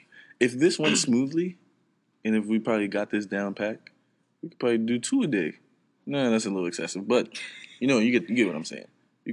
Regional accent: New York City, New York, United States; I grew up in a Trinidadian house, so I might be a Yankee, yes. I'm from Brooklyn, yes.

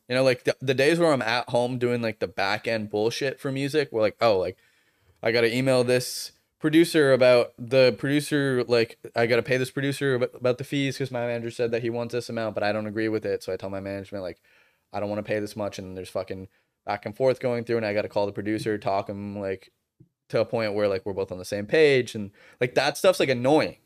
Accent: Boston, Massachusetts, United States; moved away; I'm from Boston

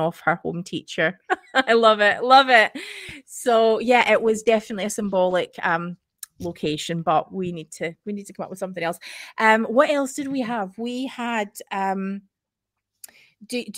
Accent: United Kingdom; as British Mormons

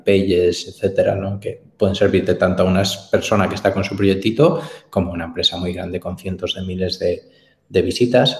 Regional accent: Galicia, Spain; soy muy gallego, eh, me encanta Galicia y la defiendo por encima de mis posibilidades

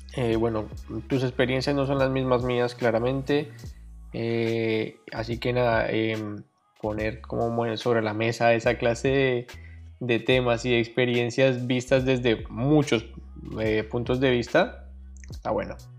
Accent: Colombia; soy colombiano también como David, tengo 28 años

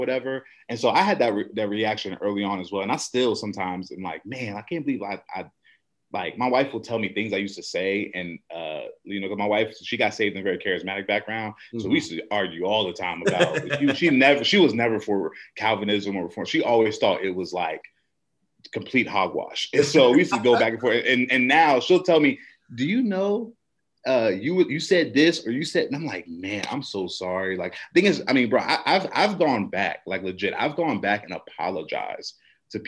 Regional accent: Woodbridge, Virginia, United States; moved away as an adult; now in North Carolina, United States; Born and raised, man, Woodbridge, Virginia

